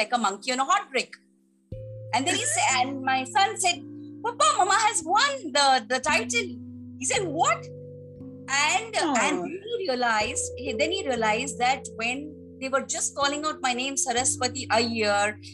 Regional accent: Mumbai, Maharashtra, India; also born or lived in Tamil Nadu / Palakkad, Kerala; I hail from there, and but of course eventually I was born and brought up in Mumbai.

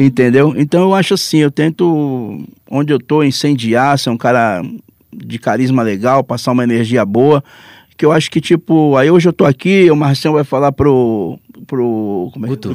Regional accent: São Vicente, São Paulo, Brazil; eu sou de São Vicente

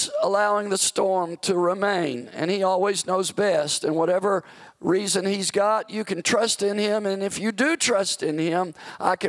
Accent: the South, United States; I grew up in the South where tornadoes are quite frequent during tornado season

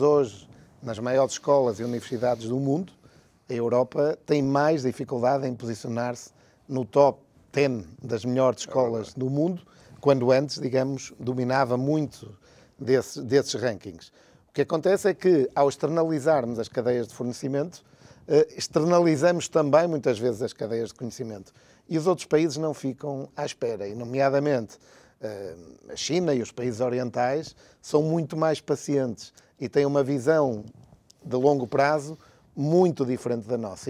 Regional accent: Porto, Norte, Portugal; eu sou do Porto

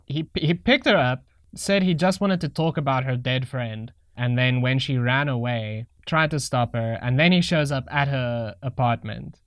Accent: South Africa; I'm a crappy South African

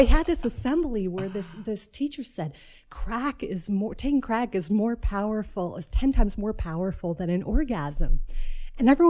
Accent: New York City, New York, United States; I grew up in New York, and in the mid 80s

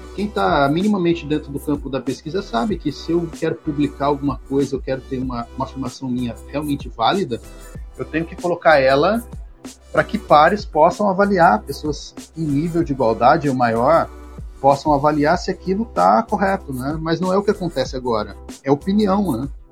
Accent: Bauru, São Paulo, Brazil; moved away as an adult; now in Maceió, Brazil; também sou do interior de São Paulo, sou de Bauru, mas já estou há 11 anos no estado de Alagoas, em Maceió

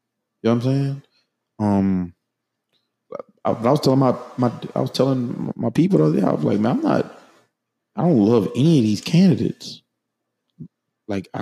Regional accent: New Orleans, Louisiana, United States; I'm from New Orleans

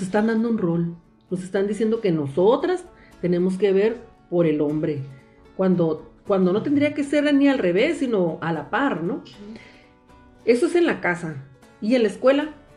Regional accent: Mexicali Valley, Ejido Sonora, Baja California, Mexico; Soy originaria del Valle de Mexicali, exactamente del eh, progresivo Ejido Sonora

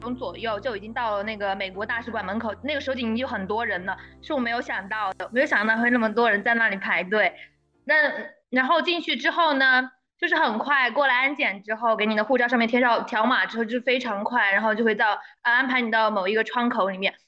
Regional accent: Sichuan, China; 作为一个四川人

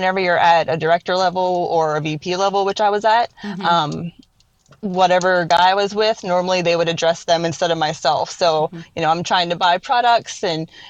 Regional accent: East Coast, United States; moved away as an adult; now in Midwest, United States; I'm from the East Coast

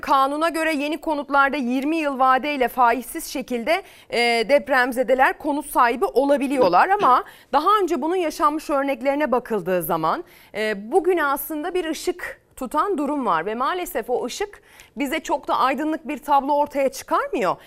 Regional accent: İzmir, Turkey; memleketimle alakalı

